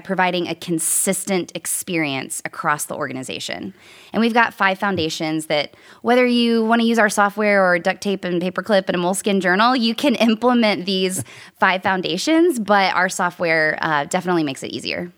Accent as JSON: {"language": "English", "town": "Nashville", "region": "Tennessee", "country": "United States", "tie": "born or raised there", "also_born_or_lived": "New York City", "said": "I was born and raised in Nashville, Tennessee"}